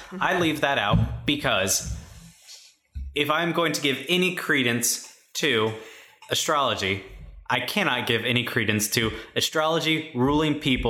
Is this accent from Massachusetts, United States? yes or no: yes; Boston, Massachusetts, United States; I'm from Boston. Have I never told anybody that?